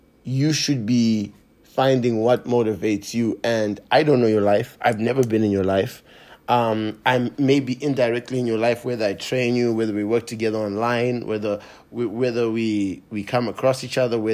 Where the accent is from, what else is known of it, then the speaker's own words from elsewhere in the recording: Zimbabwe; moved away; I grew up in Zimbabwe